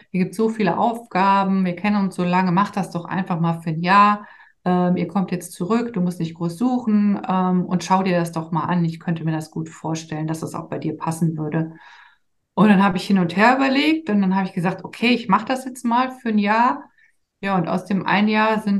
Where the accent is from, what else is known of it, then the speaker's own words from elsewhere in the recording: Rhineland, Germany; weil mein Mann kommt aus Trier, ich komme halt aus dem Rheinland und der Rheinländer uns halt sehr, sehr nah ist und ich ja auch hierher komme, sind wir dann zurückgezogen